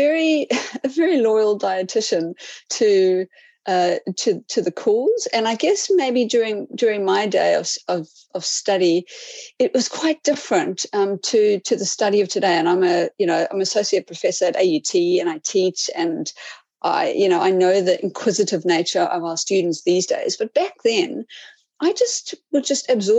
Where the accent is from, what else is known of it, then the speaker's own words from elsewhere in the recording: Cape Town, Western Cape, South Africa; moved away as an adult; also born or lived in Whangarei, New Zealand; now in New Zealand; I am from South Africa, from the beautiful Cape Town